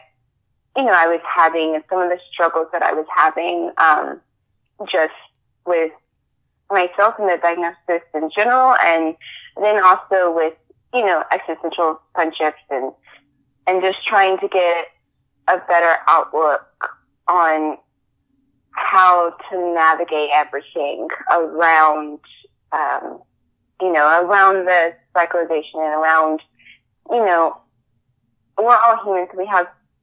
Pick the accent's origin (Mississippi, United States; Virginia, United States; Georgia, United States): Georgia, United States; So, I grew up here in Georgia, and I'm currently going after my master's of science degree down at Georgia State